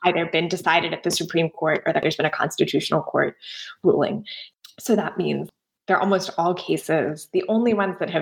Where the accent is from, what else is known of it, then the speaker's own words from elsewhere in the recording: United States; my home country of the US